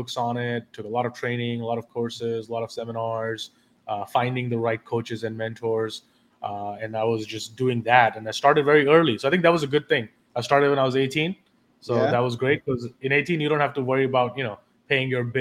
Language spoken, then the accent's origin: English; Delhi, India; moved away as an adult; also born or lived in London; now in New York City, United States; I was born and raised in Delhi, India, and lived there till I was 18 years old